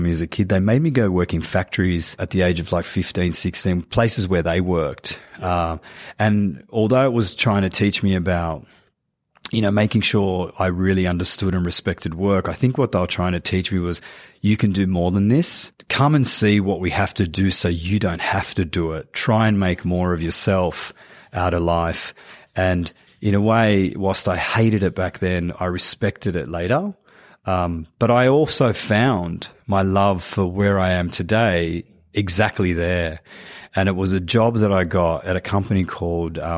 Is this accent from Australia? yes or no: yes; Sydney, New South Wales, Australia; I grew up in Cabramatta